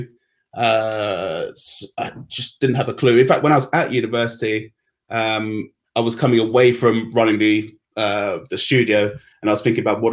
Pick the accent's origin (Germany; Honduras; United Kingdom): United Kingdom; London; I was actually born and raised at Sutton